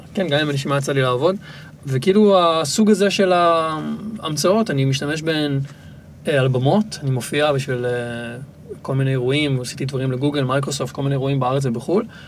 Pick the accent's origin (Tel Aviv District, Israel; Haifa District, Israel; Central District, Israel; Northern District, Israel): Tel Aviv District, Israel; Tel Aviv; ילד שנולד בתל אביב וגדל בצורה מאוד אורבנית